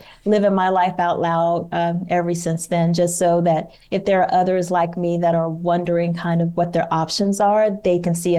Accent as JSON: {"language": "English", "region": "Georgia", "country": "United States", "also_born_or_lived": "Washington, D.C.", "said": "And so my husband retired here in the Atlanta area, but we're actually from Georgia. So it all worked out. So we essentially came home when he retired."}